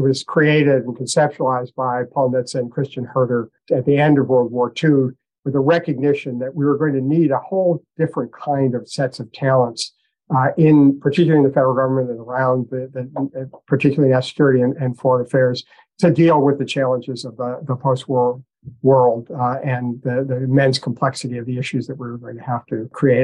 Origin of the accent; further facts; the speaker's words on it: Boston, Massachusetts, United States; I did grow up in Boston